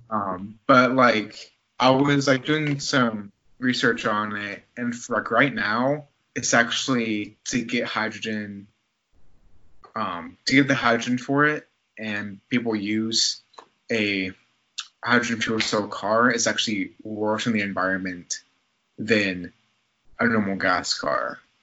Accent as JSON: {"language": "English", "town": "Newnan", "region": "Georgia", "country": "United States", "tie": "born or raised there", "said": "the Nathan's like hot dogging contest was gonna have like one of their like tournaments in my hometown"}